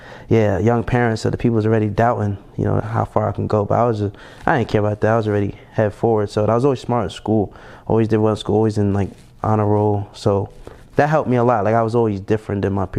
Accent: Jersey City, New Jersey, United States; also born or lived in Pennsylvania; now in Atlanta, United States; I was born and raised in Jersey City, New Jersey. I grew up there my whole life

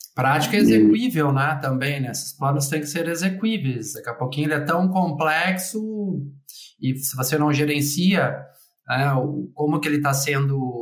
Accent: Porto Alegre, Rio Grande do Sul, Brazil; also born or lived in Colonia del Sacramento; minha cidade natal, que é Porto Alegre

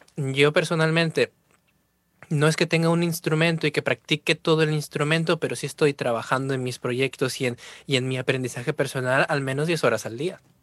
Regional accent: Trujillo, La Libertad, Peru; moved away as an adult; now in Spain; soy de Trujillo, Perú

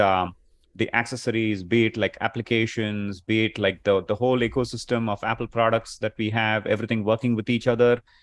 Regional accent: India; moved away as an adult; now in Chicago, United States; I'm originally from India, and I've been here in Chicago for the past, uh, twenty-plus years

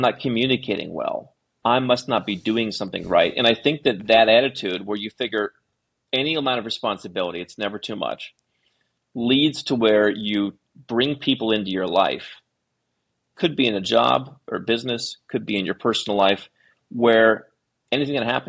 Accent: Cleveland, Ohio, United States; moved away as an adult; I grew up in the Midwest United States

